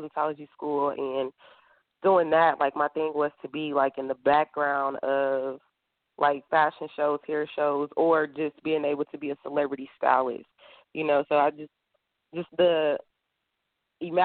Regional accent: Kansas City, Kansas, United States; I'm from Kansas City, Kansas

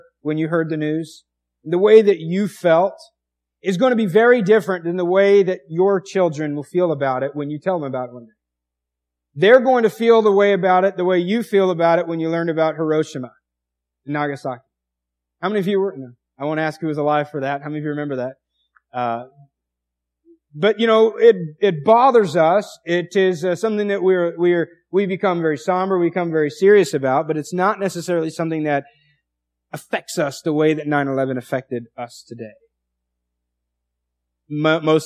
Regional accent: United States; I was born in America.

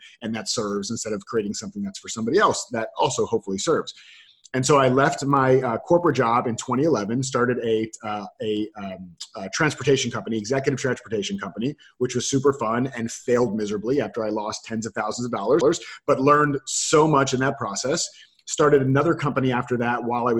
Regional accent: Florida, United States; I grew up, I was born and raised in Florida.

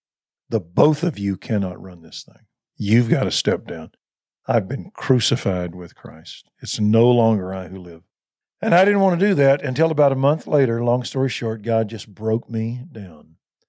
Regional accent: Waco, Texas, United States; I was from Waco, and I grew up in a nice little Methodist church, liberal though it was, but it was nice and ordered.

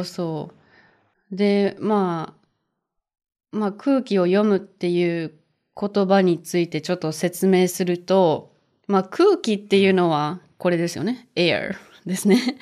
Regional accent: Japan; moved away as an adult; also born or lived in Spain; しゅんさんも私も日本で生まれ育ったんですけど、海外に住んだこともあります。

